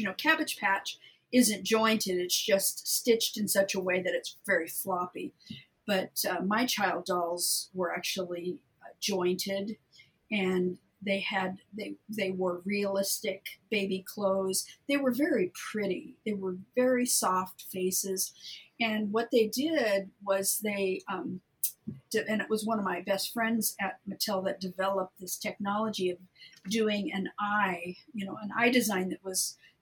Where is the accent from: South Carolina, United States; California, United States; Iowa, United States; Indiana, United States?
California, United States; Southern; I'm from Southern California originally